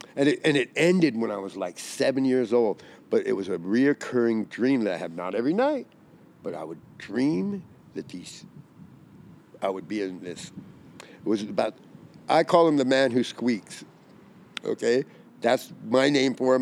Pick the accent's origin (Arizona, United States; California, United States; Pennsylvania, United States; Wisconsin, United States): Arizona, United States; I'm from Arizona